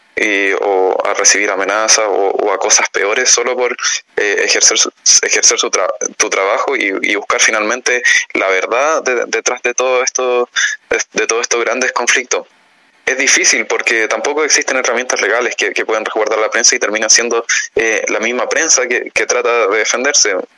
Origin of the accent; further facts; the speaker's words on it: Chile; como país, como Estado chileno